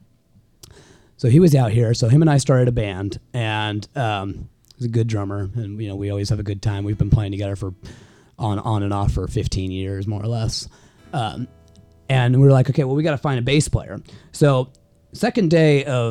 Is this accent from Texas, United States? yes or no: no; Bay Area, California, United States; moved away as an adult; also born or lived in Sacramento / Salt Lake City; I grew up in the Bay Area